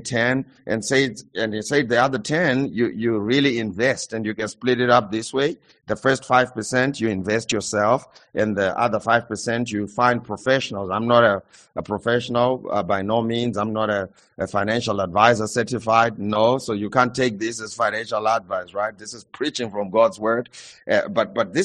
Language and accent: English; Zimbabwe; I come from Zimbabwe